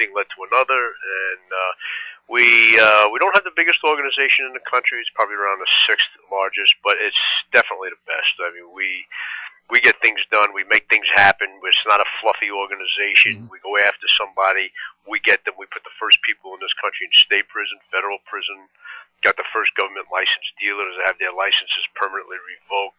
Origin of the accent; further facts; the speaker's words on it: New Jersey, United States; moved away; also born or lived in Brooklyn, New York; I was originally from Brooklyn. And grew up a lot, most of my time in Jersey